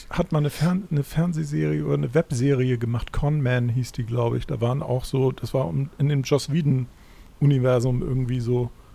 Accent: Germany; als Deutscher

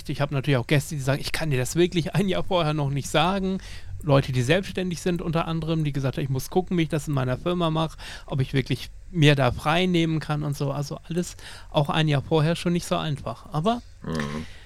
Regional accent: Lower Saxony, Germany; born there; Ich bin ja Ostfriese gebürtig, gebürtig komme ja gar nicht aus Ostbayern, bin erst vor sechs Jahren hergezogen.

